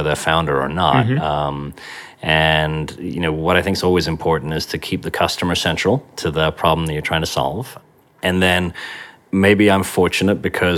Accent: Yorkshire and the Humber, United Kingdom; I was brought up in Yorkshire in the northeast of England

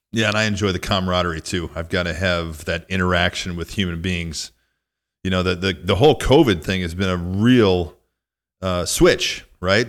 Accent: rural Northwest Illinois, United States; moved away as an adult; also born or lived in Minneapolis; I grew up in a really small town in rural Northwest Illinois

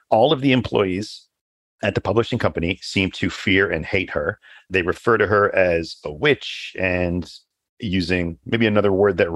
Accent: Canada; So, as a Canadian, my mind first jumps to the TN visa classification

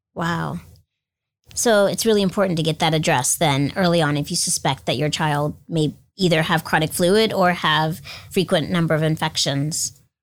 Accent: Florida, United States; moved away; I grew up in Florida

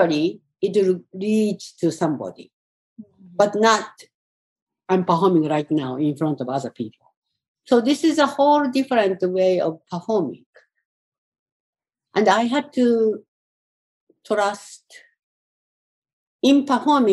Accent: Tokyo, Japan; moved away as an adult; now in New York, United States; Tokyo, where I grew up, and some of the countryside I grew up was close to Fukushima.

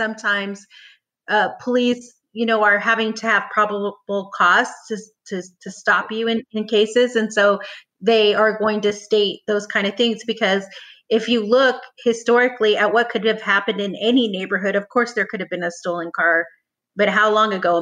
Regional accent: Orange County, California, United States; I grew up in Orange County

